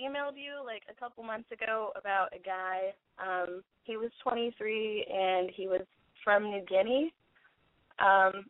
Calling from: Portland, Oregon, United States; I'm calling from Portland. I'm a month and 5 days shy of 18.

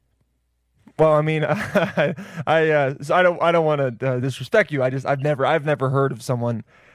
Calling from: Mooresville, North Carolina, United States; Oh, I'm recording from North Carolina.

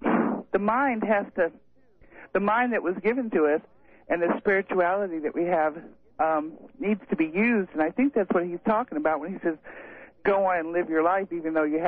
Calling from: Moscow Mills, Missouri, United States; from Moscow Mills.

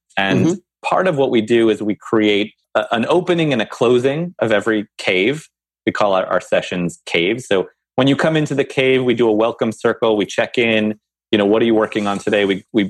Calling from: New Jersey, United States; I'm calling from New Jersey.

